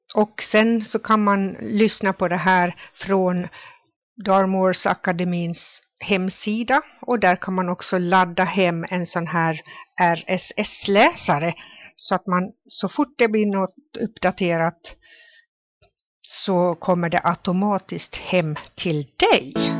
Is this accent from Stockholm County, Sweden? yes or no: no; Ore, Dalarna County, Sweden; Själv kommer jag från Ore som ligger i Rättviks kommun.